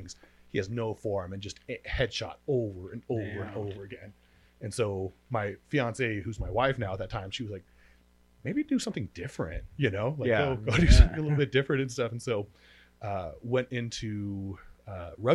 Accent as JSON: {"language": "English", "town": "Elizabeth", "region": "Colorado", "country": "United States", "tie": "born or raised there", "said": "I'm a Colorado native, born and raised in a place called Elizabeth, Colorado"}